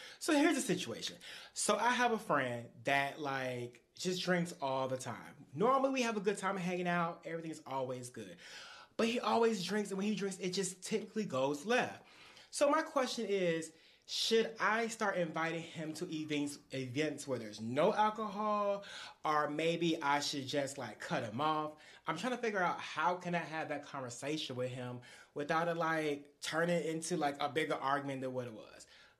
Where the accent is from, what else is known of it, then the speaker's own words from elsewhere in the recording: Dallas, Texas, United States; I'm from Dallas, Texas.